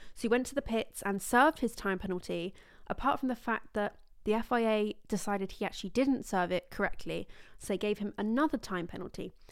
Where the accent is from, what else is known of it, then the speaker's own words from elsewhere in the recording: England, United Kingdom; I'm from England in the U K